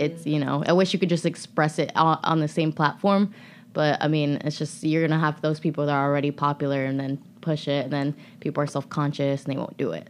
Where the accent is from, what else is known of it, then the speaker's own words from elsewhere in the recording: United States; I was born here